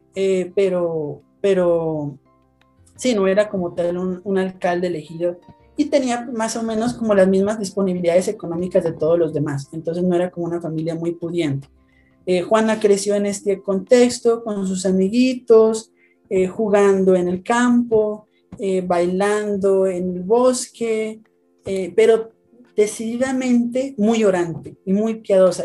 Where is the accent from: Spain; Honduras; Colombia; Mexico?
Colombia; also born or lived in Bogotá, Colombia; soy de Colombia, les, hablo desde Bogotá, Colombia